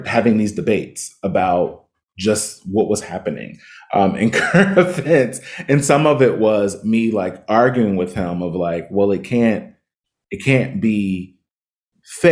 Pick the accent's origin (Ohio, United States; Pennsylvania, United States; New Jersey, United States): Ohio, United States; Cincinnati; now in Los Angeles, United States; I grew up in Cincinnati.